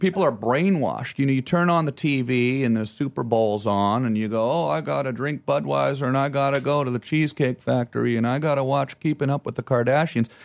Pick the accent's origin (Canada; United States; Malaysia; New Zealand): Canada; Ottawa, Ontario; moved away; where I'm from and I say Ottawa